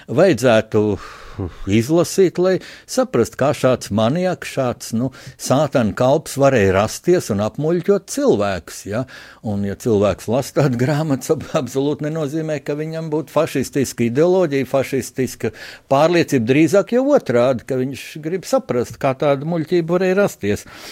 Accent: Latvia; Es arī pats kā, kā latvietis, kā kristietis

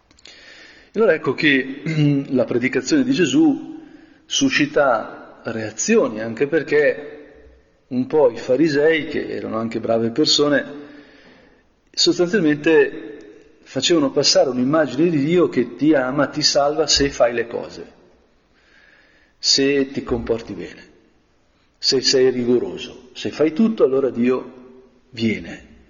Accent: Brianza, Lombardy, Italy; come Brianzolo Longobardo

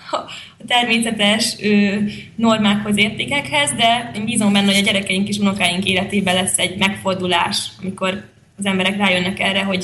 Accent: Budapest, Hungary; Én egyébként budapesti vagyok

